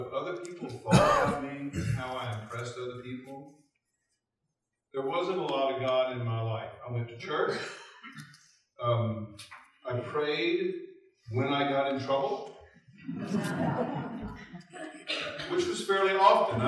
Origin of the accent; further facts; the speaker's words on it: Baton Rouge, Louisiana, United States; I was raised in Baton Rouge, Louisiana. I graduated from Baton Rouge High School in 1965